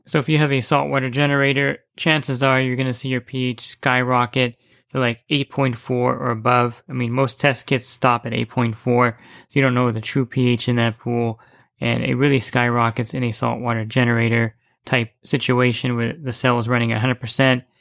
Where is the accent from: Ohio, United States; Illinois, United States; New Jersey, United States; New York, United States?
New Jersey, United States; moved away; I grew up in New Jersey